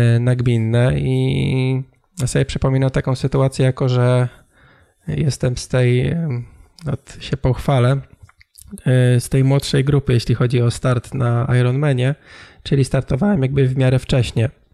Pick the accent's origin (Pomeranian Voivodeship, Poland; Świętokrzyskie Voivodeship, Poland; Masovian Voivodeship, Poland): Pomeranian Voivodeship, Poland; Tricity; u nas, w Trójmieście